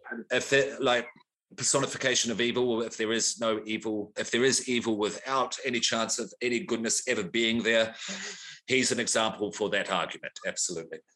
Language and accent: English; New Zealand; moved away as an adult; now in Australia; I grew up in New Zealand, born in Australia, Grew up in New Zealand until I was about 33. I'm 44 now, been here about 10 years